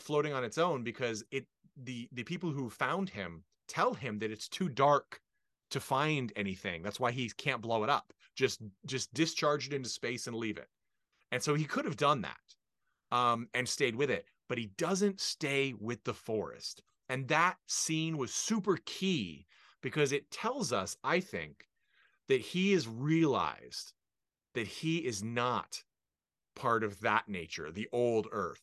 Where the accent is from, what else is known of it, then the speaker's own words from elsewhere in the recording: United States; as an American